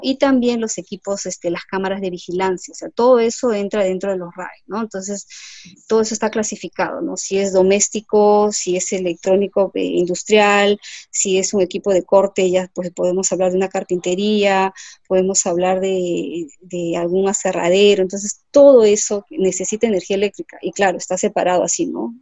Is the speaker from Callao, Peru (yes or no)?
no; Lima, Peru; yo soy de Lima y me gustaba ir a la playa, a ver las olas